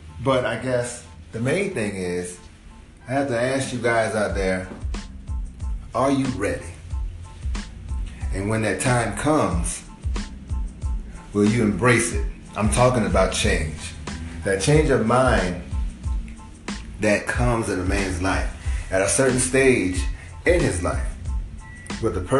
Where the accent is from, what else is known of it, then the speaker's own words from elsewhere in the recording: Georgia, United States; I'm from Georgia. I was raised in the South